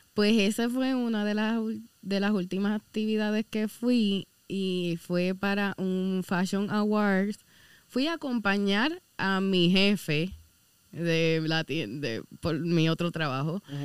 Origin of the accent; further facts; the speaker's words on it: Caguas, Puerto Rico; also born or lived in Aguadilla / Guánica / Lares; Yo no soy de Guanica soy de Caguas